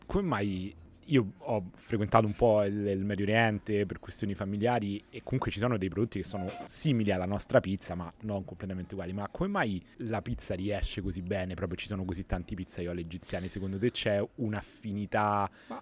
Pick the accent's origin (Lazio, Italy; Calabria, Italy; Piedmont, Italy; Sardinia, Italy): Lazio, Italy; Rome; da romano, nato e vissuto a Roma a 42 anni